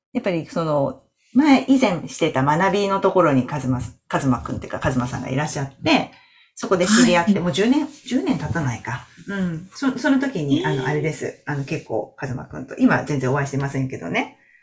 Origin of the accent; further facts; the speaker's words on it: Toyama, Japan; now in Shizuoka, Japan; 私、富山なんですけど